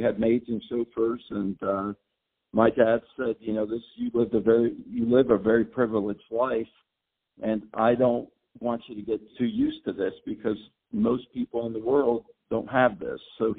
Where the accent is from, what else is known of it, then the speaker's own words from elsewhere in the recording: Mexico City, Mexico; I was born in Mexico City of U.S. parents and lived there for about 20 years. Hablo español perfectamente, and also a little bit of English.